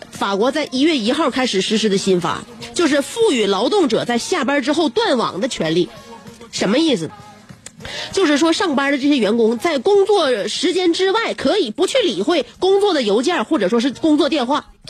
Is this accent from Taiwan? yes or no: no; China; 我们中国人